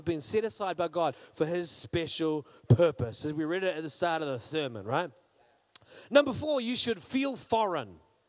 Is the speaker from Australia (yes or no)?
yes; Australia; accent: New Zealand; I grew up, just some of my growing up in Australia, but I was always a New Zealander. Like, we had New Zealand stickers on everything, and people mocked us for our accents, even though I didn't learn to talk in New Zealand. I learned to talk in Australia